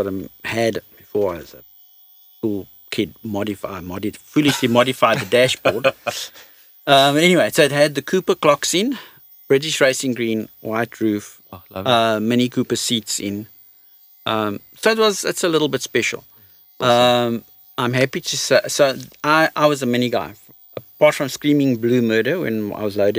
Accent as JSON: {"language": "English", "country": "South Africa", "said": "we're South African"}